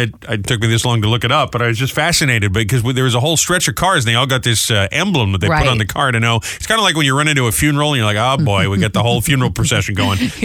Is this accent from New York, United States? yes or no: no; Warwick, Rhode Island, United States; my hometown, Warwick, Rhode Island